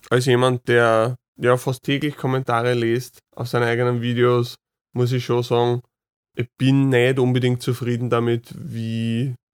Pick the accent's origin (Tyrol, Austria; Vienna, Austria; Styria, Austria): Vienna, Austria; Also oft genug, wenn ich sage, ich komme aus Wien, kommen mir direkt da irgendwelche ja, negativen Vorurteile oder, oder persönliche Wertungen entgegen